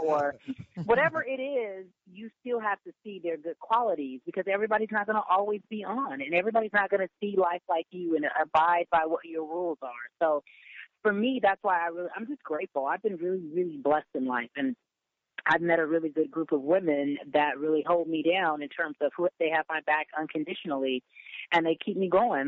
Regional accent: Pasadena, California, United States; also born or lived in Inglewood, California; I grew up in Pasadena, born in Inglewood, but grew up in Pasadena

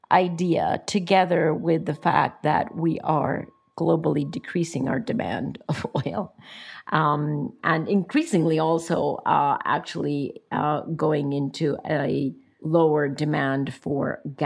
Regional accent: Costa Rica; I would keep a very, very low profile in my home country

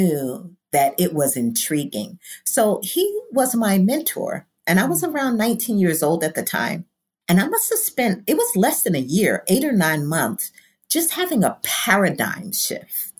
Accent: New York City, New York, United States; I am from Brooklyn, humble beginnings, Bedford-Stuyvesant

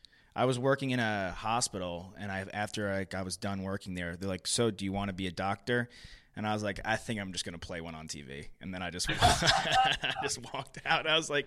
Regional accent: New York, United States; And I grew up in New York

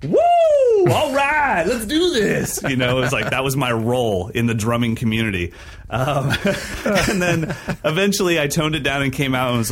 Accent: Sacramento, California, United States; my hometown, Sacramento, California

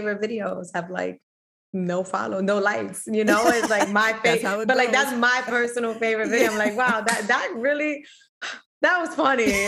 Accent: New York City, New York, United States; I was born and raised in the Bronx

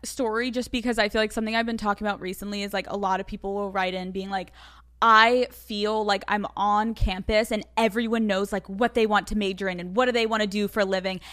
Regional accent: Pennsylvania, United States; I'm from Pennsylvania.

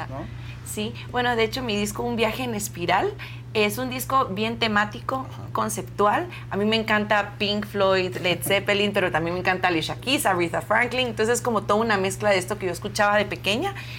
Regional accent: Guatemala; also born or lived in Argentina; vengo desde Guatemala, soy cantante y compositora y pues me encuentro aquí en México promocionando mi música original

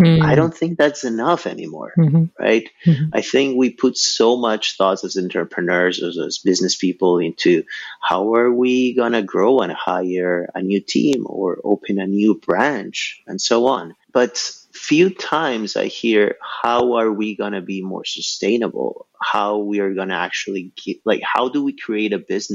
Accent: Ecuador; now in Montreal, Canada; I was born and raised in Ecuador.

